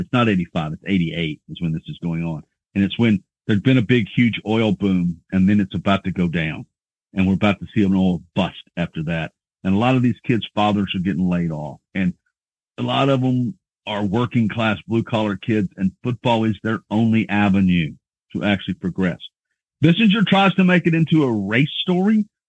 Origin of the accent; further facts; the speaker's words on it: Midland, Texas, United States; I was from Midland